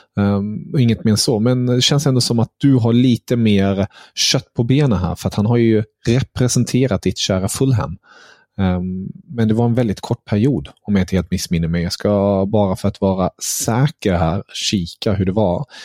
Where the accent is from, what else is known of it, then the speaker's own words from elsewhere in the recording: Germany; som tysk